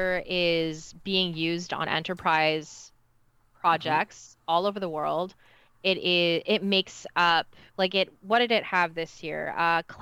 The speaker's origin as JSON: {"language": "English", "country": "Canada", "said": "as a Canadian"}